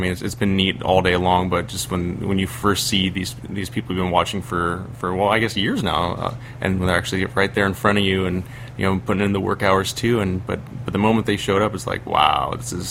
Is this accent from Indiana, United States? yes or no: no; Peoria, Arizona, United States; I am from Peoria, Arizona. It's right outside of Phoenix. That's about 390 miles from here.